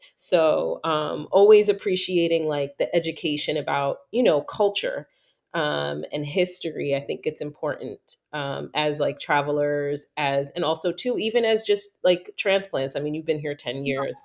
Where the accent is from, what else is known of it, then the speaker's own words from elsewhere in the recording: New York, United States; moved away; growing up in New York, everybody thought my whole life I was Puerto Rican